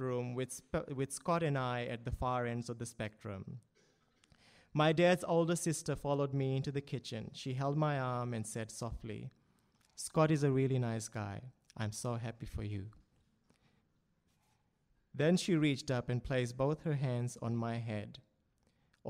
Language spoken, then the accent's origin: English; Fiji; now in Sydney, Australia; my childhood growing up in Fiji